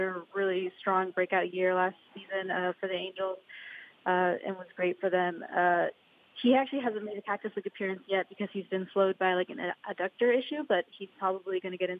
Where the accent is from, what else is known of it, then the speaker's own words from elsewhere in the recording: Bay Area, California, United States; moved away as an adult; also born or lived in New Jersey; I am originally from the Bay Area.